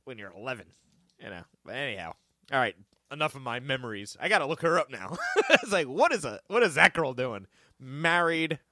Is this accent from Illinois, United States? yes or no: no; Livingston, New Jersey, United States; where I grew up in Livingston